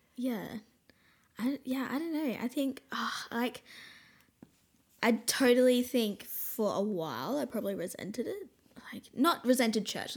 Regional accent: Brisbane, Queensland, Australia; also born or lived in Caboolture, Queensland / Snowy Mountains, New South Wales; I was born in Caboolture

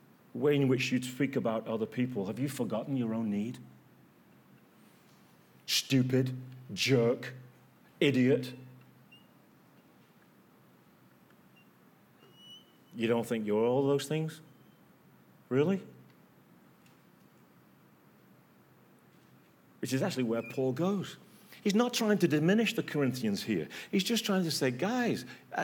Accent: England, United Kingdom; From England

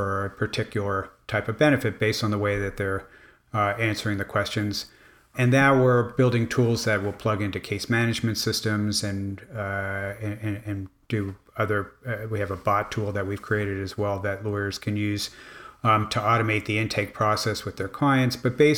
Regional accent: Miami, Florida, United States; The other part of it was that I grew up in Miami

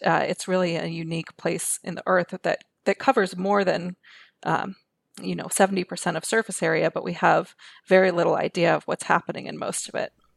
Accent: New York City, New York, United States; I grew up in New York City

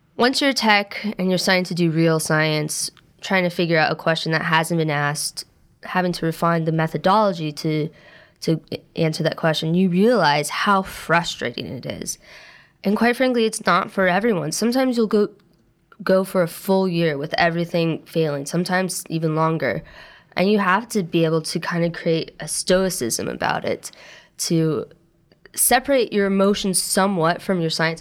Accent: Pendleton, Oregon, United States; moved away as an adult; also born or lived in Portland, Oregon; now in New York, United States; I was born and raised, actually, on a farm in Pendleton, Oregon, which is a very rural area

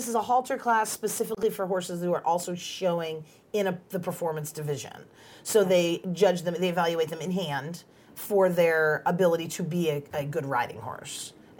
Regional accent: New Jersey, United States; we're both from New Jersey.

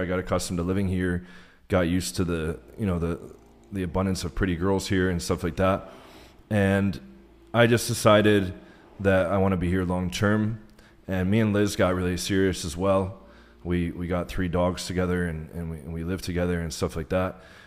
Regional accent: United States; moved away as an adult; also born or lived in Warsaw, Poland; now in Brazil

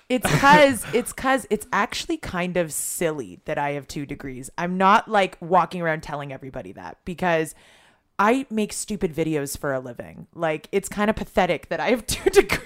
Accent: Toronto, Ontario, Canada; moved away as an adult; now in Israel; I grew up in Toronto

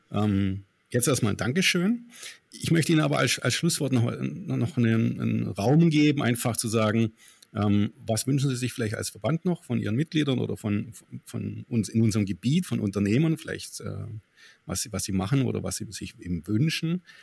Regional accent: Stuttgart, Baden-Württemberg, Germany; hier immer Stuttgart 21, wir kommen ja aus Stuttgart.

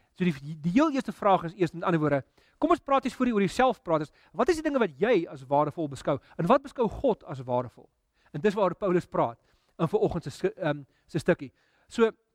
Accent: South Africa; ons Afrika as Afrikaners

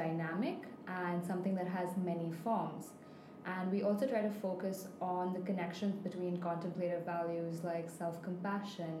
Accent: Mumbai, Maharashtra, India; moved away as an adult; now in Abu Dhabi, United Arab Emirates; I'm from Mumbai in India

